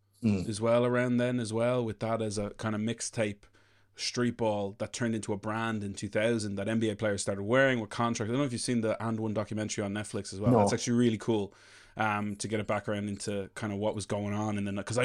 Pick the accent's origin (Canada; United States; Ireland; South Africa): Ireland; Leinster; I'm from Leash.